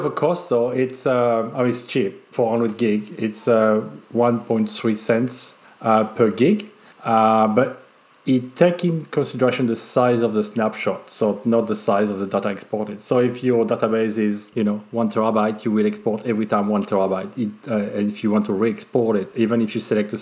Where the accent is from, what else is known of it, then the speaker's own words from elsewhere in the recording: France; accent: French; That's probably my French accent